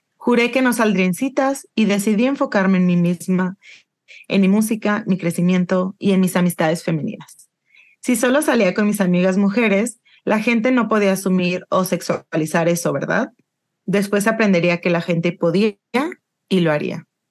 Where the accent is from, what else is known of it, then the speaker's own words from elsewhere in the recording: Yucatán, Mexico; soy yucateca